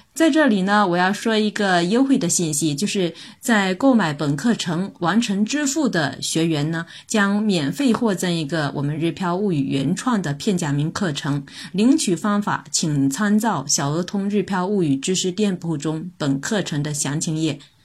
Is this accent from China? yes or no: yes; China; now in Japan; 作为中国人